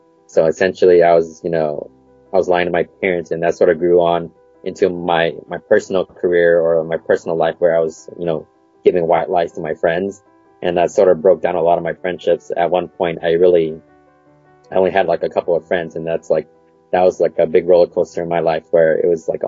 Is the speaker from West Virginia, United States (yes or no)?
no; Portland, Oregon, United States; I was born in Portland, Oregon. Still there? Yep, I've lived here pretty much all my life.